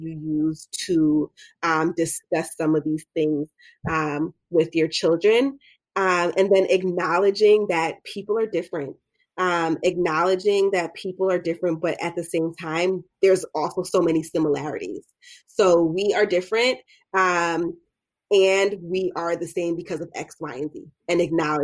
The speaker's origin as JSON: {"language": "English", "country": "United States", "tie": "born or raised there", "said": "I was born here. But I identify as like a Black American."}